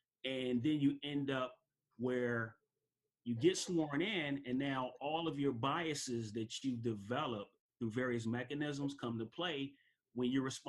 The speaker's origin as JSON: {"language": "English", "town": "Chicago", "region": "Illinois", "country": "United States", "tie": "born or raised there", "said": "growing up in Chicago, I went to four different elementary schools."}